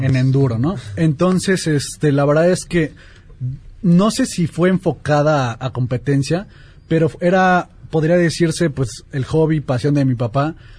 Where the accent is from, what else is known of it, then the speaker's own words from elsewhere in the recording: Mexico City, Mexico; soy de aquí de la Ciudad de México